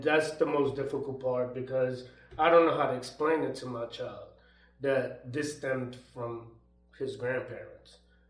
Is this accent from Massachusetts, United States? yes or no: no; New York City, New York, United States; also born or lived in Virginia; growing up in the Lower East Side, all you hear is gunshots.